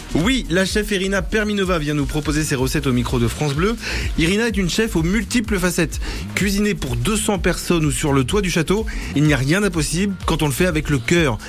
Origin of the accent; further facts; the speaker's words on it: Cameroon; moved away; ma ville natale, où je suis né, j'ai grandi